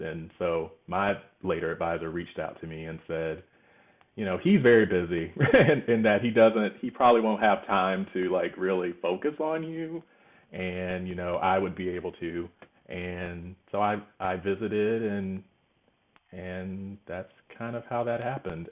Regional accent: Georgia, United States; moved away as an adult; now in Los Angeles, United States; I'm from Georgia, so I thought I'd go to Georgia Tech.

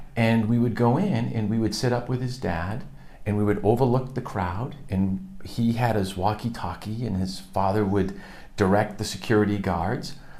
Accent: suburb of Boston, Massachusetts, United States; I was born in Massachusetts

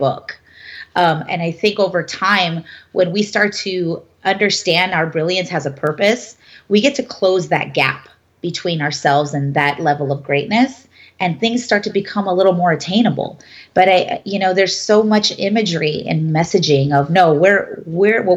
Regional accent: United States; I'm a first generation born here from my family. My mother is an immigrant.

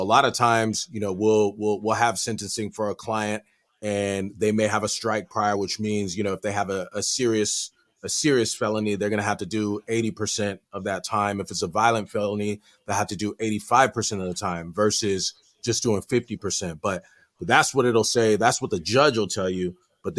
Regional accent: San Diego, California, United States; I am. Born and raised.

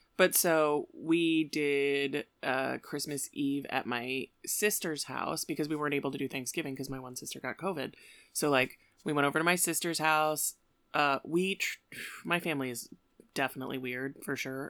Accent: Aurora, United States; I grew up in Aurora

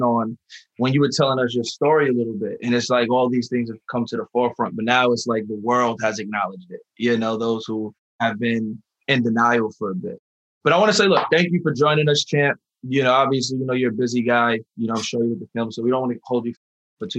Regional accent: New York City, New York, United States; I'm from the Bronx, I'm the East Coast.

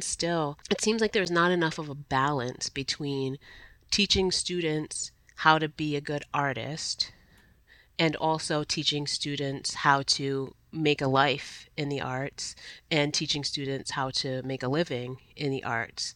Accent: Providence, Rhode Island, United States; I was a Providence public school kid, literally beginning to end, from Head Start through Rhode Island College

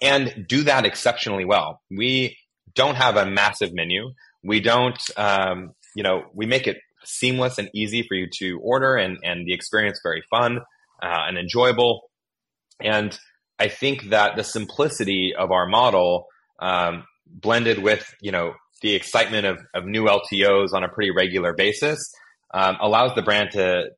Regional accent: Willamette Valley, Oregon, United States; moved away; also born or lived in Northern California / Southern California; I grew up in the Willamette Valley in Oregon

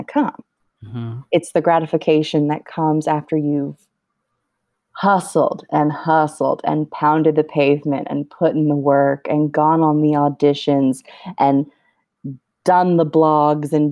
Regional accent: Los Angeles, California, United States; It is a Mexican restaurant in the San Fernando Valley, which is where I grew up in Los Angeles

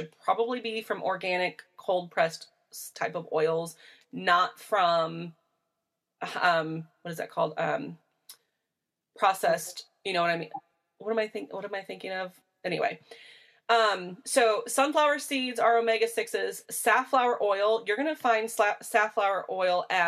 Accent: Midwest, United States; I am from the Midwest. We are, when we say we're corn fed, we are literally corn fed

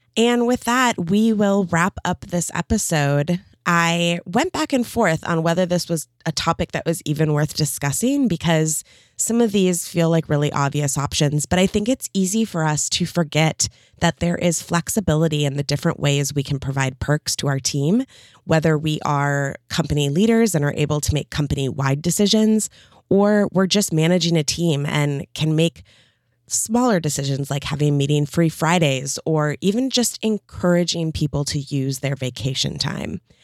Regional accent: Midwest, United States; moved away as an adult; now in California, United States; I grew up in the Midwest, and for the first thirty years of my life

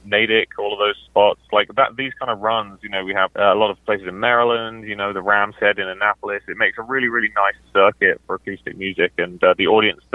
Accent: United Kingdom; As a British guitar player

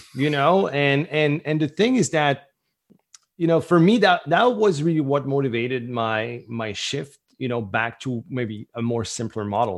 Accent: St. Pierre & Miquelon; first language French; English is a second language; also born or lived in Southern New Brunswick, Canada; now in Acadian Peninsula, New Brunswick, Canada; I was born on the French island on the south coast of Newfoundland

